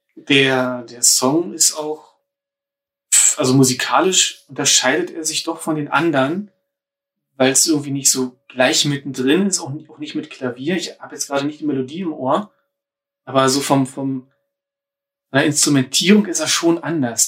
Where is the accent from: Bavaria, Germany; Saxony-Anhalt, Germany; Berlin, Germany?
Berlin, Germany; ich bin ja Ur-Berliner, aber wohne jetzt in einem anderen Stadtteil, als äh, in dem ich groß geworden bin.